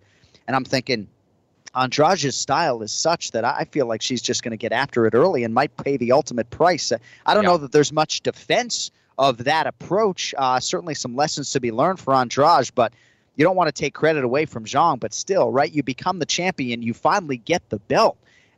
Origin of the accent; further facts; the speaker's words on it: New England, United States; now in Florida, United States; we grew up in New England with snowstorms and things like that.